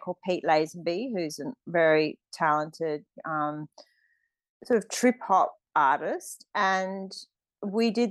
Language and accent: English; Australia; moved away as an adult; also born or lived in London; My identity is me being Australian, and I came back to Australia